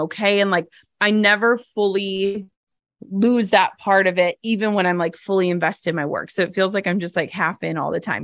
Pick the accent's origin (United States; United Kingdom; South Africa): United States; Midwest; I'm from the Midwest.